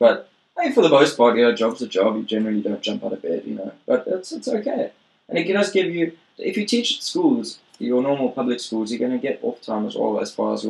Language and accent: English; South Africa; moved away as an adult; now in Japan; I'm from South Africa